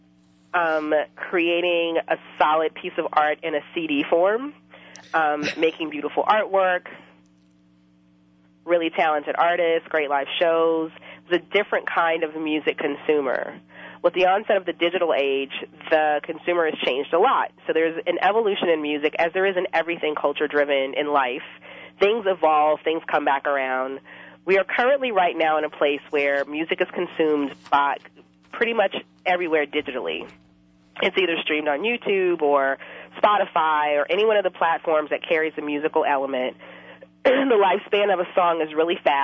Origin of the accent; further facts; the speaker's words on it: Edgard, Louisiana, United States; I am a Louisiana native. I grew up in the River Parishes in Edgard